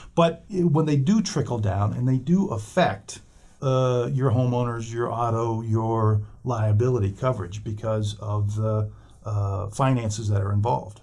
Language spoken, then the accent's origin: English; Wyoming, United States; moved away; I grew up in Wyoming